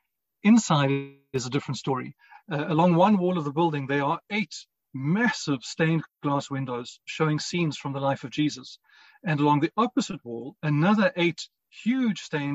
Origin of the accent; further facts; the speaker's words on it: Cape Town, Western Cape, South Africa; St. Michael's in Rondebosch in Cape Town was where my family and I attended. It wasn't far from home, and I was there at least three times a week